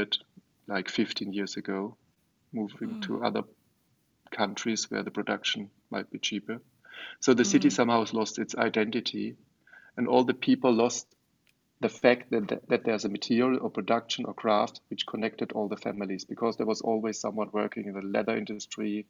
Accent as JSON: {"language": "English", "country": "Germany", "tie": "born or raised there", "also_born_or_lived": "Offenbach", "said": "I grew up in Germany. I'm educated at a German university in Offenbach, where I'm still living"}